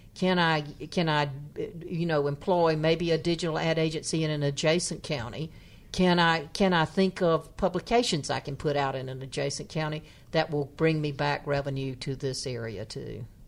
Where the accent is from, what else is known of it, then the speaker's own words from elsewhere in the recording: North Carolina, United States; my hometown, which is a in, in happens to have the distinction of being the town in the poorest county in North Carolina